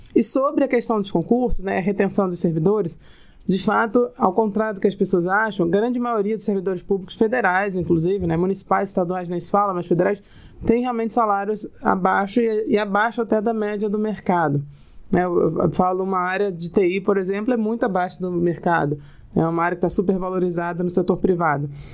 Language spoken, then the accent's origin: Portuguese; Rio de Janeiro, Brazil; Eu sou carioca, morei quase praticamente a vida inteira no Rio